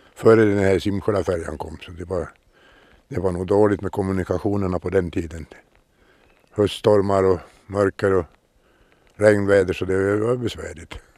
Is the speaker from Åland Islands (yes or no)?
yes; Åland Islands; jag är uppvuxen på Trätö, heter holmen